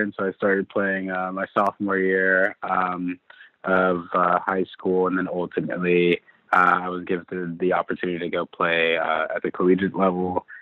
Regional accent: St. Louis, Missouri, United States; I'm from St. Louis, Missouri.

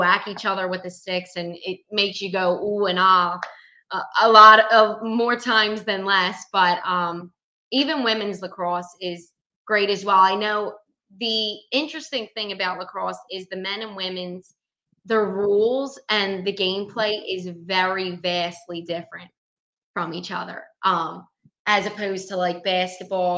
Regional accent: Philadelphia, Pennsylvania, United States; I grew up, born and raised in South Philadelphia

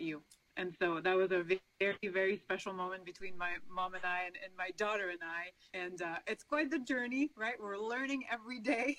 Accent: Quebec, Canada; first language French; English is a second language; moved away as an adult; now in United States; the province of Quebec is where I'm from, and it's a French-speaking province. So French is my first language

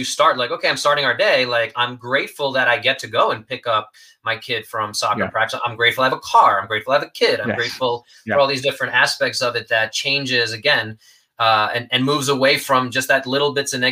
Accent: New York, United States; I'm a New Yorker

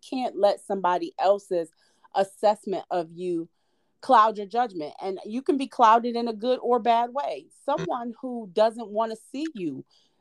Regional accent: Detroit, Michigan, United States; I'm from Detroit

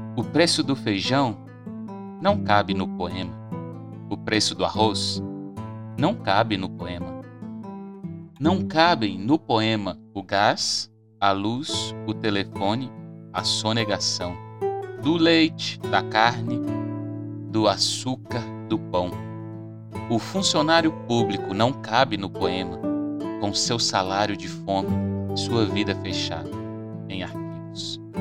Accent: Brazil; como brasileiros

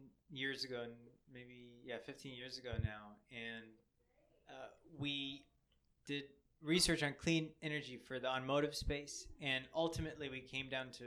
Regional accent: Chicago, Illinois, United States; I'm from Chicago.

